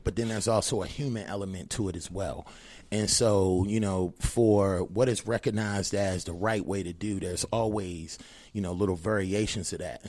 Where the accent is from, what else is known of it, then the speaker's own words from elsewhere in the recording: Annapolis, Maryland, United States; moved away as an adult; also born or lived in Baltimore, Maryland; now in Las Vegas, United States; I've been out in Vegas since two thousand six, but I'm originally from Annapolis, Maryland